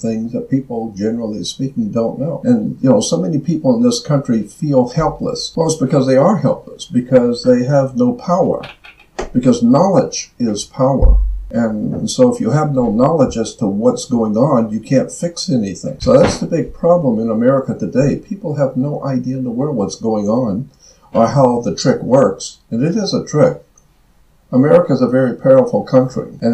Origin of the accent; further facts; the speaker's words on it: United States; as an American